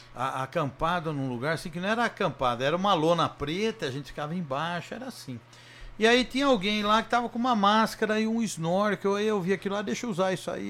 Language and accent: Portuguese; Jundiaí, São Paulo, Brazil; eu sou de Jundiaí